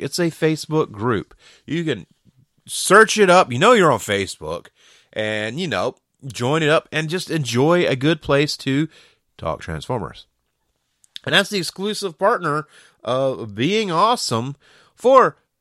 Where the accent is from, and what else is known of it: Georgia, United States